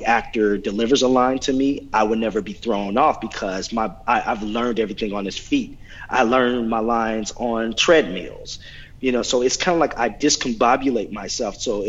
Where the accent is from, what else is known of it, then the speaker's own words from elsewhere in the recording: Oklahoma, United States; I'm from Oklahoma